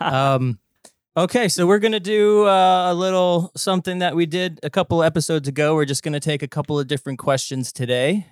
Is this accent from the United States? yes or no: yes; New Jersey, United States; accent: Jersey; my Jersey accent